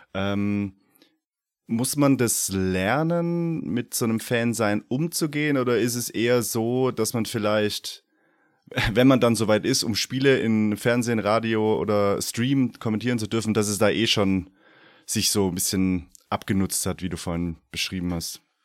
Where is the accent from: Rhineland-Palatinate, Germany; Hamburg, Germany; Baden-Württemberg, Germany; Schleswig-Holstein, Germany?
Baden-Württemberg, Germany; Stuttgart region; ich komme auch aus der Region Stuttgart